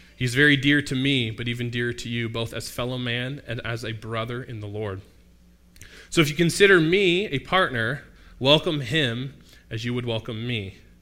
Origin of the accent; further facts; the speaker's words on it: Mississauga, Ontario, Canada; I happen to be from Mississauga. Not that exotic. There's a lot of, um, cultural representation where I grew up in Mississauga, but I grew up here